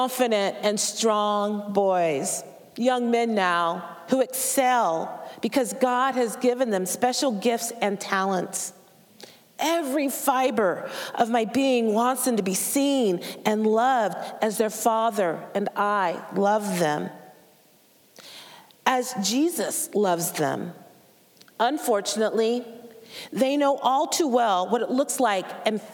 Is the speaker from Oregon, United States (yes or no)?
yes; Portland, Oregon, United States; I was born in Portland, Oregon, a city and a state with a very racist history